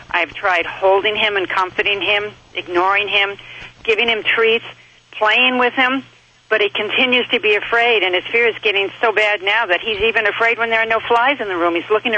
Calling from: Clovis, California, United States; I'm calling from Clovis, California.

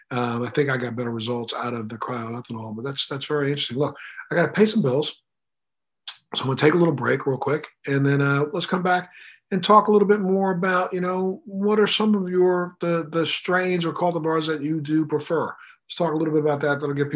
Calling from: Miami, Florida, United States; I'm calling you from, I'm zooming in from Miami, Florida.

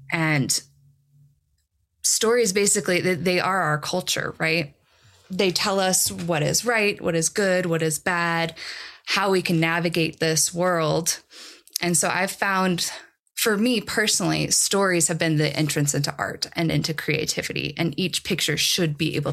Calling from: Boulder, Colorado, United States; I am dialing in from Boulder.

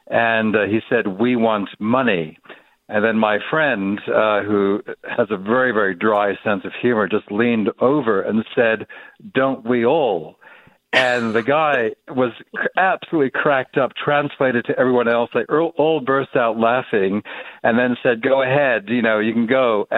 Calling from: Geneva, Switzerland; I'm calling from Geneva, Switzerland.

